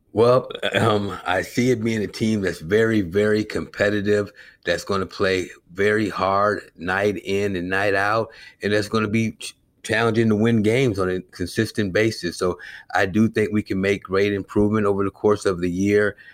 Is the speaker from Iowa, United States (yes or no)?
yes; Clinton, Iowa, United States; also born or lived in Eugene, Oregon; now in Chicago, United States; growing up in Clinton, Iowa